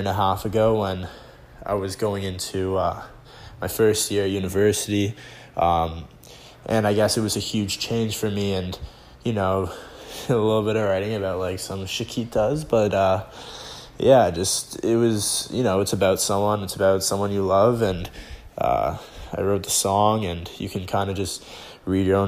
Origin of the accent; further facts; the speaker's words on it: Toronto, Ontario, Canada; I'm from Toronto